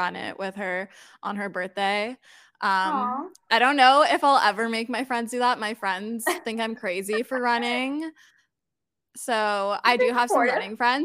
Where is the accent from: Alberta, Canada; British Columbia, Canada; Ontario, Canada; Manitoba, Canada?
Ontario, Canada; Toronto; I'm born and raised in Toronto, Canada.